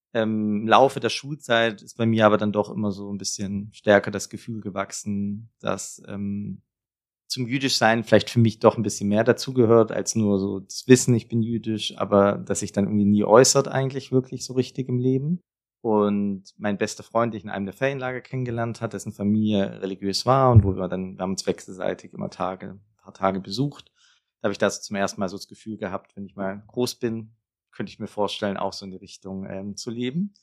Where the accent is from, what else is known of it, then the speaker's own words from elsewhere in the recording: Backnang, Baden-Württemberg, Germany; moved away as an adult; also born or lived in Bietigheim-Bissingen / Konstanz / Freiburg / Jerusalem; now in Berlin, Germany; Ich bin geboren in Bietigheim-Bissingen. Das ist eine relativ kleine Stadt in der Nähe von Stuttgart. Mhm. Und groß geworden bin ich in Backnang